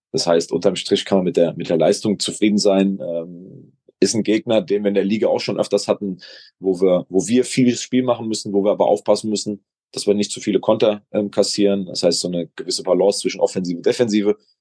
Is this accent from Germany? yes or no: yes; Gückingen, Rhineland-Palatinate, Germany; mein Heimatdorf Gückingen